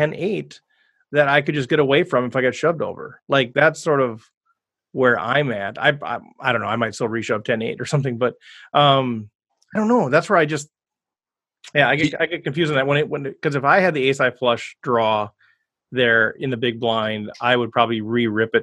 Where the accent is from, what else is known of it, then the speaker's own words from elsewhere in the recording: Minnesota, United States; I'm from Minnesota